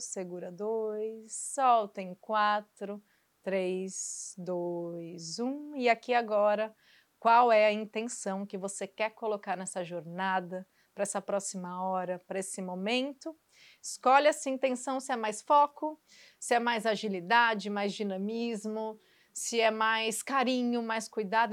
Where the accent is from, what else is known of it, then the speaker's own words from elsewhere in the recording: Santos, São Paulo, Brazil; also born or lived in Rio de Janeiro; Eu sou de Santos